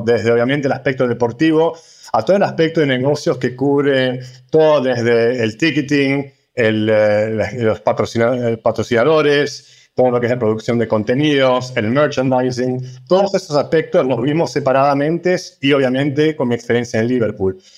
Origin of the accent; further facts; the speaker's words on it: Argentina; moved away as an adult; now in London, United Kingdom; nos criamos en Argentina, de padres eh, de Cerdeña, de Italia, hace unos 20 años casi que estamos en Londres